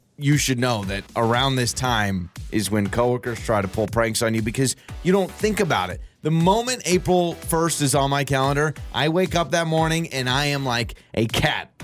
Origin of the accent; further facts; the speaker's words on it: North Idaho, United States; moved away; I'm from North Idaho where there's bears all the time in the wild, and they show up to your back door